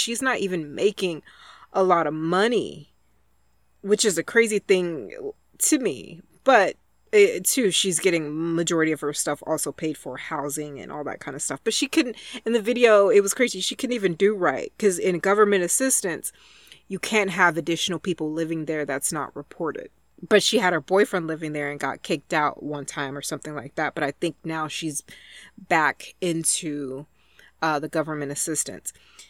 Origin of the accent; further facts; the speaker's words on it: Texas, United States; And I grew up super poor in Texas in the South. And my family used Head Start for me.